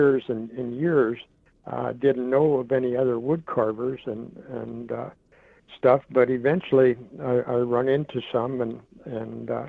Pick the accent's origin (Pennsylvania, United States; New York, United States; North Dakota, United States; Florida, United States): North Dakota, United States; Washburn; now in Crookston, United States; I was born and raised in Washburn, North Dakota.